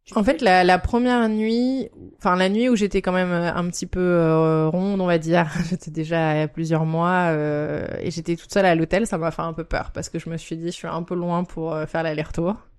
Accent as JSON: {"language": "French", "country": "France", "moved": "as an adult", "lives_now": "Japan", "said": "je suis française et j'habite au Japon depuis quatre ans"}